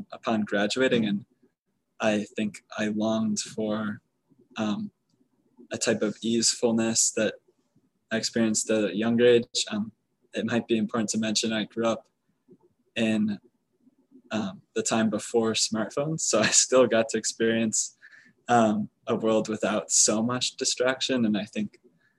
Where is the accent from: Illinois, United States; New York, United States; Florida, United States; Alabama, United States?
Illinois, United States; Chicago; also born or lived in Texas; I grew up in the Chicago area